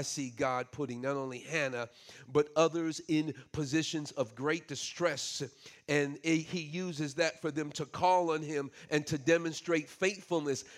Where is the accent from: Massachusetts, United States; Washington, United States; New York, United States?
New York, United States; New York City; moved away; I grew up in New York City